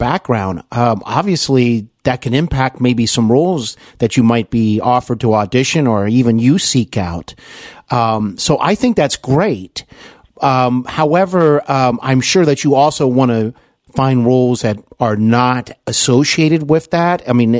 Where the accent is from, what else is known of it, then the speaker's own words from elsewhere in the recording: Cincinnati, Ohio, United States; I'm here in Cincinnati. Yeah. For those that don't know, {S2} there you go. {S1} My hometown.